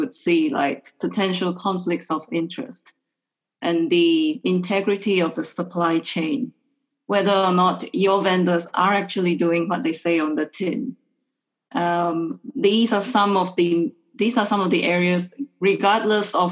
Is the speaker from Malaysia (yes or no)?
yes; Malaysia; moved away as an adult; also born or lived in London / Beijing; now in China; I am actually Malaysian, but I've been living in and working in China for the past close to 10 years